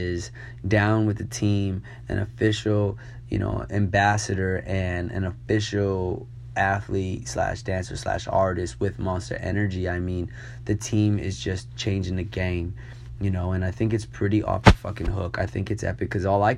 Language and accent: English; New York, United States; I grew up in New York